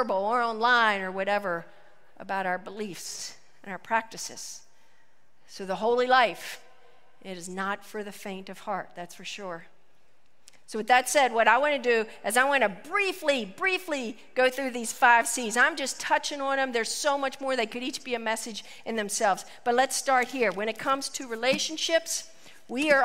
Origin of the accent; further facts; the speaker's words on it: West Virginia, United States; a small town, West Virginia, my hometown